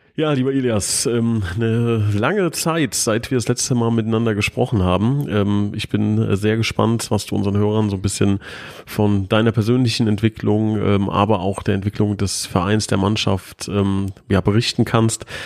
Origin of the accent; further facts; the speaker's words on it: Hesse, Germany; ich bin Hesse